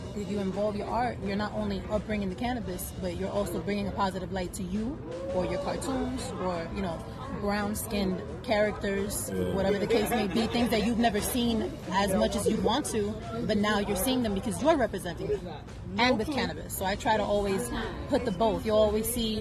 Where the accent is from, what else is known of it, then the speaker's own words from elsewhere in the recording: New York City, New York, United States; I'm from Brooklyn